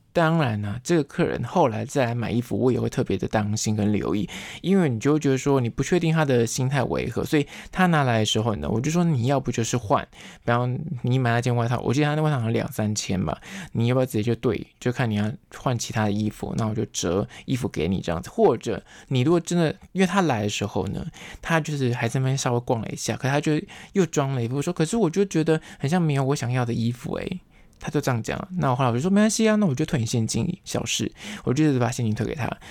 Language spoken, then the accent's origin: Chinese; Taiwan; 因为我刚好是闽南人，我会讲台语